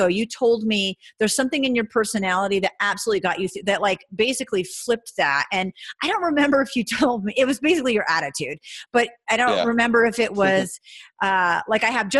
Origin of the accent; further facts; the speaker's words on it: New England, United States; now in Reno, United States; I'm from New England where everybody breathes and speaks hockey.